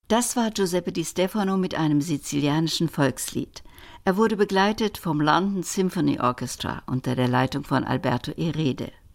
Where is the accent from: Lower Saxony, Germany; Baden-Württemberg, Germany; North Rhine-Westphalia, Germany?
North Rhine-Westphalia, Germany; Cologne; komme ich aus Köln